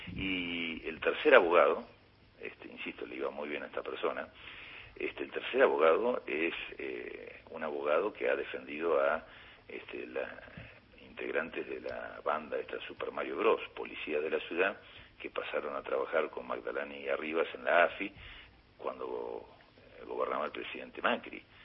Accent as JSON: {"language": "Spanish", "region": "Patagonia", "country": "Argentina", "said": "yo también soy patagónico"}